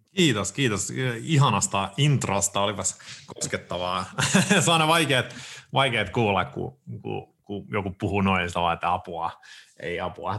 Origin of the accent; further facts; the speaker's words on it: Sweden; moved away as an adult; now in Finland; mä oon varttunut ja syntynyt, mä oon syntynyt Ruotsissa, mä oon varttunut siellä, asunut siellä kaksi kolmasosaa mun elämästä, siis 27 vuotiaas asti